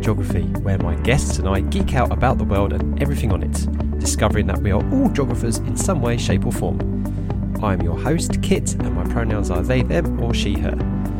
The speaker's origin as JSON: {"language": "English", "town": "Harlow", "region": "East of England", "country": "United Kingdom", "said": "Yeah, I'm from Harlow in Essex, but my dad's from the eastern of London, so I'm kind of like Cockney Essex hybrid."}